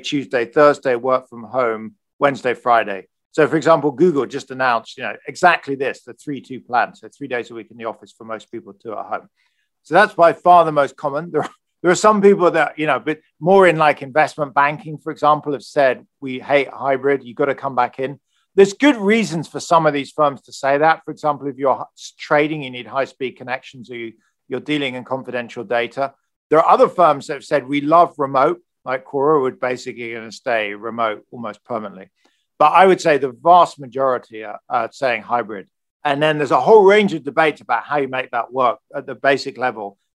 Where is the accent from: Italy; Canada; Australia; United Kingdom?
United Kingdom; moved away as an adult; also born or lived in United States; now in California, United States; I'm British, hopefully. I've been in the US for 15 years